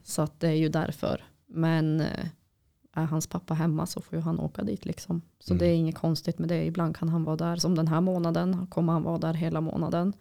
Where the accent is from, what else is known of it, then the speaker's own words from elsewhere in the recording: Boden, Norrbotten County, Sweden; när jag var liten och bodde i Boden